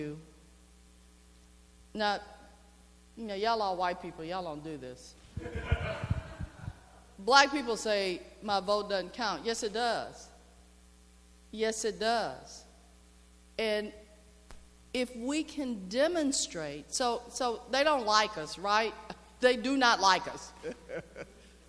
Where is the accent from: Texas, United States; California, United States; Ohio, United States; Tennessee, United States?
Texas, United States; I'm from Texas